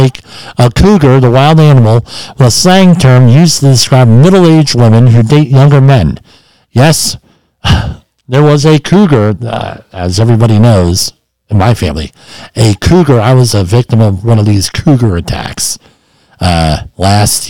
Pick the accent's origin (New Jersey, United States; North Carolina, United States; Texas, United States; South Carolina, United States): New Jersey, United States; Woodbridge; Growing up in Woodbridge, New Jersey